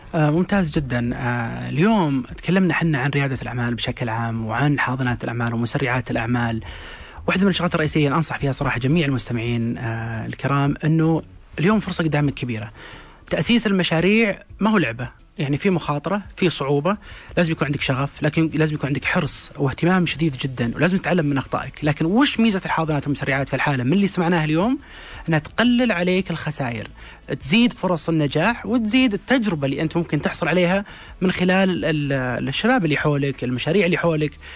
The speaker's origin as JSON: {"language": "Arabic", "country": "Saudi Arabia", "said": "عندنا في السعوديه"}